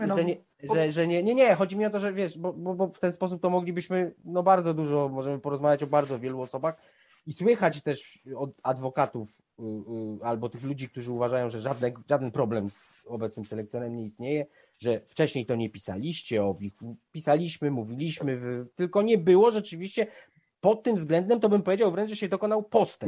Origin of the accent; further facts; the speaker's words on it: Bielsko-Biała, Silesian Voivodeship, Poland; moved away; do Bielska Białej, moje miasta, w którym się wychowywałem